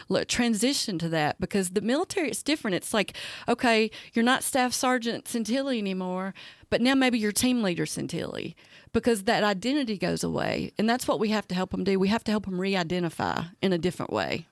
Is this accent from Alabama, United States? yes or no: yes; Talladega, Alabama, United States; I'm originally from Talladega, so I like guns